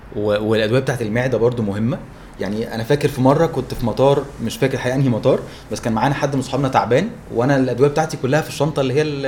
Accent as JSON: {"language": "Arabic", "country": "Egypt", "said": "احنا عندنا في مصر في فرق توقيت"}